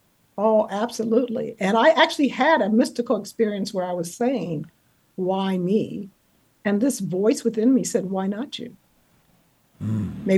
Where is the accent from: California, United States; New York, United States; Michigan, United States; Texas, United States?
California, United States; moved away; I was from California